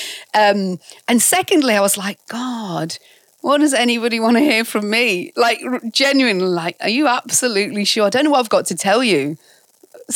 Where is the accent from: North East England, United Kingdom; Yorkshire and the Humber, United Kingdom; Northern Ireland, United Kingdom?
Yorkshire and the Humber, United Kingdom; York; moved away; also born or lived in Ealing, London / Bradford; we moved there when I was about 10 to York, and that's essentially where I grew up and fled the nest